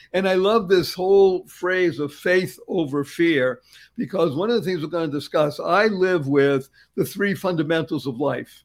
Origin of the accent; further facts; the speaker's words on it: Boston, Massachusetts, United States; I grew up in Boston